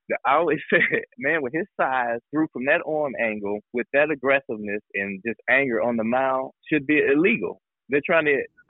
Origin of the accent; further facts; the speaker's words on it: East St. Louis, Illinois, United States; I was born and raised in East St. Louis.